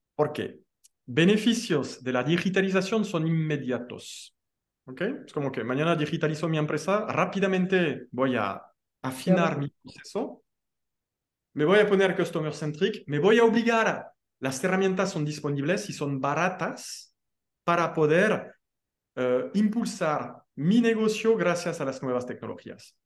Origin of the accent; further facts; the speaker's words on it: France; now in Mexico; como buen francés